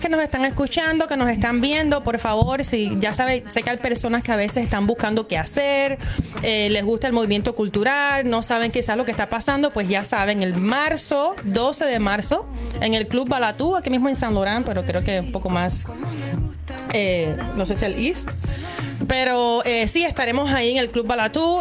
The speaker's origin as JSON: {"language": "Spanish", "country": "Cuba", "also_born_or_lived": "Cayman Islands / Miami", "moved": "yes", "lives_now": "Montreal, Canada", "said": "desde que salí de Cuba, eh, viví en Islas Caimán, viví en, Miami"}